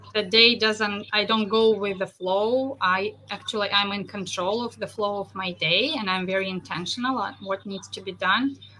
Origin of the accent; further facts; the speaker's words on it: Russia; moved away as an adult; also born or lived in central New York; now in New York, United States; Originally, I'm from Russia.